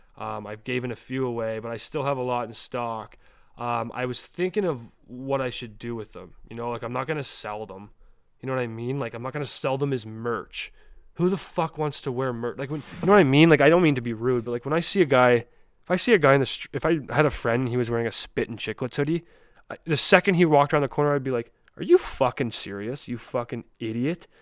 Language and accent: English; Canada; also born or lived in New Brunswick; I'm from the earth, but I'm from Canada.